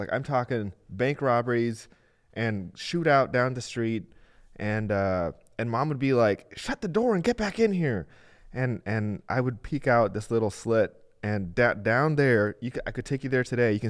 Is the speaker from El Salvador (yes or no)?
yes; El Salvador; So I grew up in El Salvador, and on my little street.